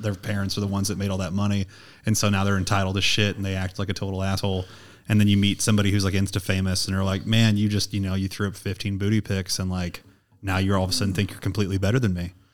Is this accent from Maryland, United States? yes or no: no; St. Louis, Missouri, United States; I'm from Saint Louis